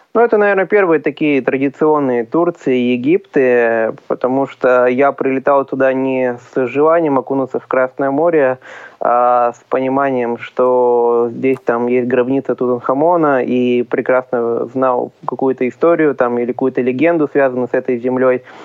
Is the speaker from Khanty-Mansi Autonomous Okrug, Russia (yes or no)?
yes; Uray, Khanty-Mansi Autonomous Okrug, Russia; now in Yekaterinburg, Russia; Родом я с Ханты-Мансийского автономного округа, из небольшого города Урай